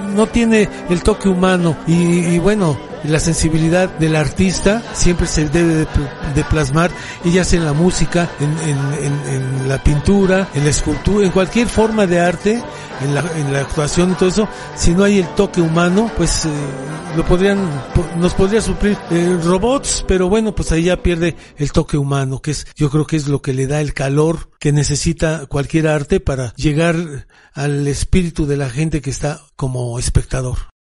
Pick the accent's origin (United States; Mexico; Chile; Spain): Mexico; Mexico City; soy originario de aquí del Distrito Federal. Hace más de tres décadas que vivo aquí en Coyoacán